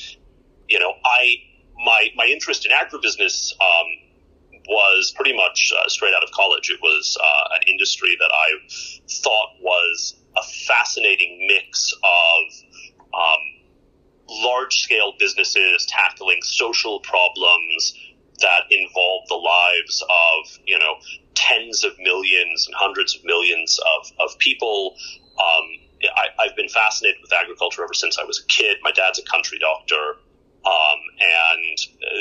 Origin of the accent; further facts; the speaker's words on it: Houston, Texas, United States; moved away as an adult; now in India; I grew up in Texas, in Houston, in basically a large ABCD neighborhood.